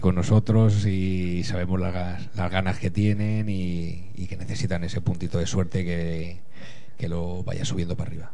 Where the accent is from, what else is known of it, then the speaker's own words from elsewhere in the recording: El Álamo, Community of Madrid, Spain; mi pueblo, es, de, es del Álamo